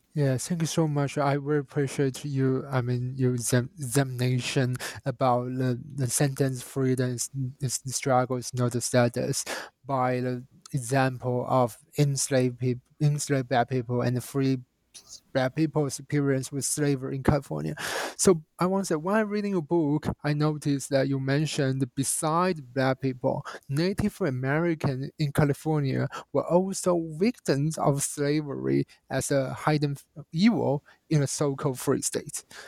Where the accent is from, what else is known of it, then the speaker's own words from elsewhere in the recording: China; as a Chinese national and growing up in China